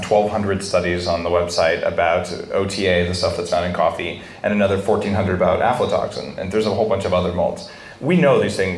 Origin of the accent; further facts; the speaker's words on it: New Mexico, United States; I grew up in New Mexico